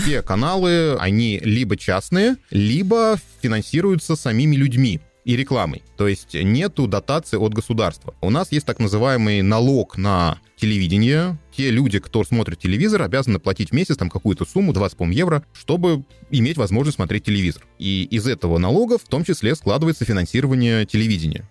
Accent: Russia; moved away as an adult; also born or lived in Moscow; now in Austria; я из России

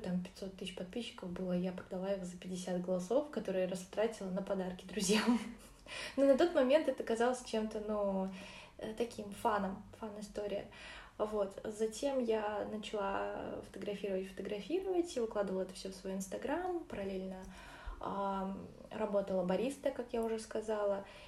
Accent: Orenburg, Orenburg Oblast, Russia; also born or lived in Uzbekistan; Я родилась вообще, конечно же, в Узбекистане, а росла в Оренбурге

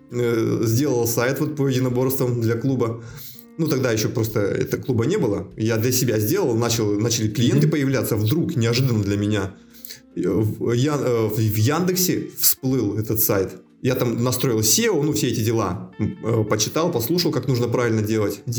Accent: Megion, Khanty-Mansi Autonomous Okrug, Russia; moved away as an adult; also born or lived in Omsk, Russia; now in Moscow, Russia; Мегион, ну, как... Сибирь? Ну да, Тюменская область

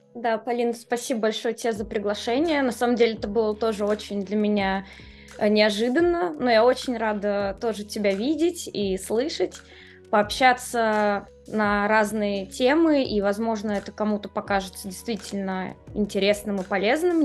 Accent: Moscow, Russia; moved away as an adult; now in Amsterdam, Netherlands; Я вообще москвич до мозга костей. Я родилась там, выросла.

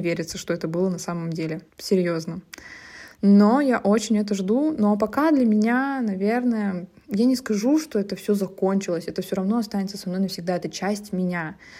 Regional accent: Yasnogorsk, Zabaykalsky Krai, Russia; moved away; also born or lived in Tomsk Oblast; я родом из очень маленького поселка в Забайкальском крае, Оловянинского района. Этот поселок называется Ясногорск.

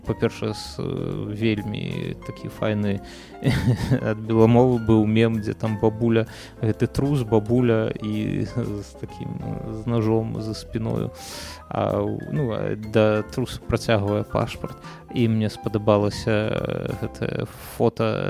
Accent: Belarus; moved away; я як беларус які жыве за мяжой

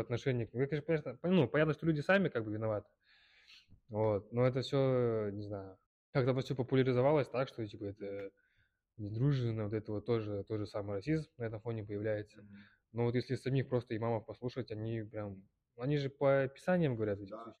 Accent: Kyrgyzstan; я из Кыргызстана, из мусульманской семьи

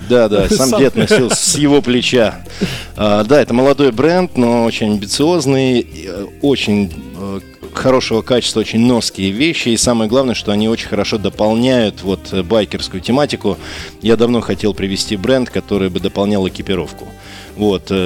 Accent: Saint Petersburg, Russia; Мы, как петербуржцы, очень любим его, любим туда приезжать.

